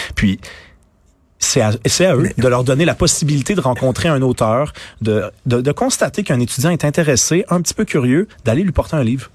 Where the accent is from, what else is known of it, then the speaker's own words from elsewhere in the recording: Montreal, Quebec, Canada; je suis québécois. j'ai grandi à Montréal, j'ai vécu à Québec